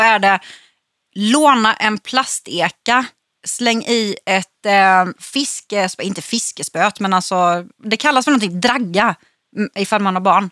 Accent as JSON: {"language": "Swedish", "town": "Växjö", "region": "Kronoberg County", "country": "Sweden", "tie": "born or raised there", "also_born_or_lived": "Öland", "said": "jag är uppvuxen i Växjö"}